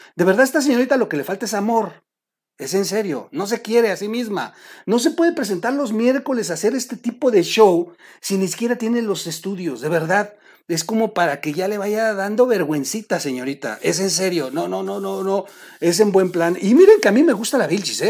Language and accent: Spanish; Mexico; also born or lived in Oaxaca; como buen mexicano, Chihuahua.